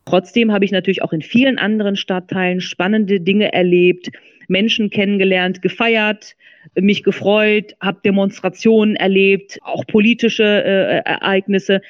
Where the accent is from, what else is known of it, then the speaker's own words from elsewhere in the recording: Duisburg, North Rhine-Westphalia, Germany; der Ort, wo ich aufgewachsen bin. Ne? Also äh, Marxloh äh, war für mich Dreh- und Angelpunkt äh, die ersten 20 Jahre meines Lebens.